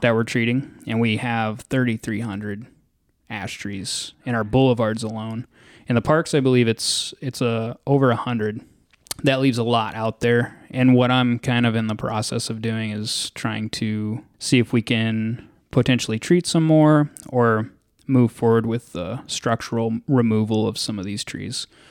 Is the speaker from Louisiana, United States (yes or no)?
no; Dallas, Texas, United States; moved away as an adult; also born or lived in Western Colorado / Twin Cities, Minnesota; now in Farmington, United States; I'm originally from Dallas, Texas